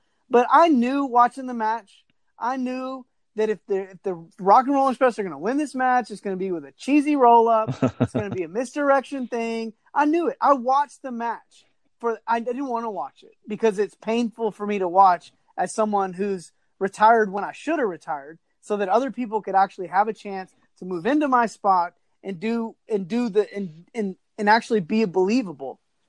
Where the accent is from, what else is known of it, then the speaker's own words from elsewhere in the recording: Texas, United States; You know, I'm from Texas.